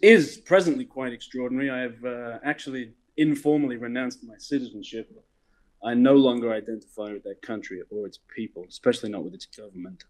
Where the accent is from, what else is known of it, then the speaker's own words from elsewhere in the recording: Melbourne, Victoria, Australia; moved away as an adult; also born or lived in Southeast Asia; Melbourne, Australia, from the criminal classes of outer suburban Melbourne.